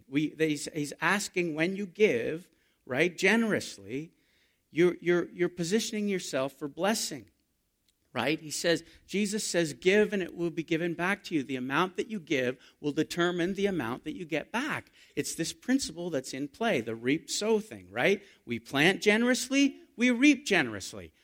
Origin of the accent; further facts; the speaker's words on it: Canada; We're Canadian